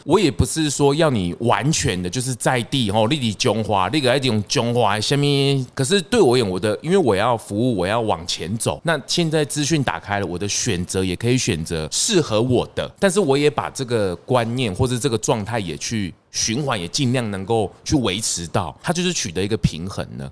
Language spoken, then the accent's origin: Chinese; Changhua County, Taiwan; 那今天踏入我的故乡